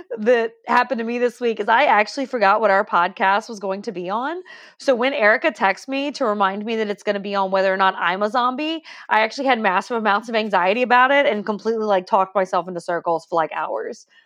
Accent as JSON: {"language": "English", "region": "Deep South", "country": "United States", "accent": "deep south", "said": "I'm deep south"}